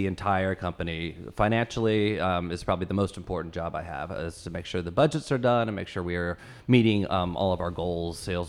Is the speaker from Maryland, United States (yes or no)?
no; Fort Wayne, Indiana, United States; Fort Wayne, Indiana.